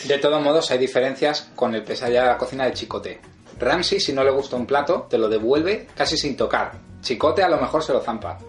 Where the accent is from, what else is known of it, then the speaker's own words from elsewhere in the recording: Spain; los españoles tenemos